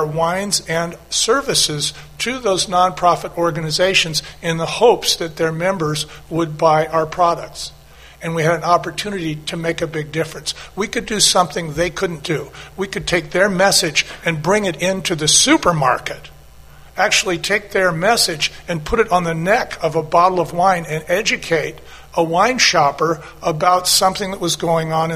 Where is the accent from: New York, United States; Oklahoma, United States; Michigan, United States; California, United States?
California, United States; outside of San Francisco; also born or lived in Anaheim / Long Beach; I grew up outside of San Francisco.